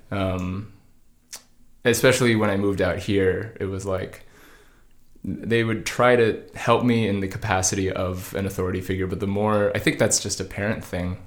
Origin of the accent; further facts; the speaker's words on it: Georgia, United States; now in Los Angeles, United States; I grew up in Georgia.